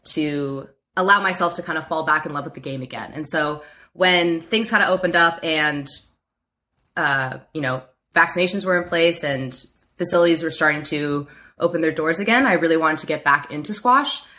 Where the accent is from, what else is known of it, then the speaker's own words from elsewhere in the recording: Baltimore, Maryland, United States; moved away as an adult; also born or lived in Stanford, California; now in San Francisco Bay Area, United States; I grew up in Baltimore, Maryland. I moved there when I was seven